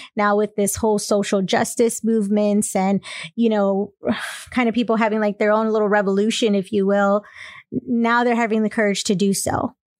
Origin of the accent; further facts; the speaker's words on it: Texas, United States; I'm from Texas